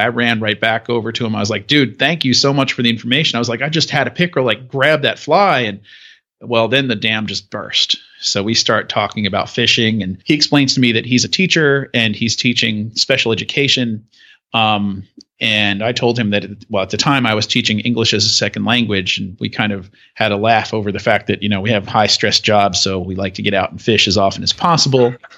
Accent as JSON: {"language": "English", "area": "Long Island", "region": "New York", "country": "United States", "tie": "born or raised there", "also_born_or_lived": "Roxboro, North Carolina / Durham, North Carolina", "moved": "yes", "lives_now": "South Carolina, United States", "said": "growing up on Long Island"}